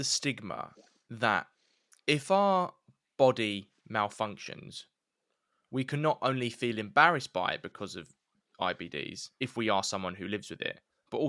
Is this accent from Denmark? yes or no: no; England, United Kingdom; because we're English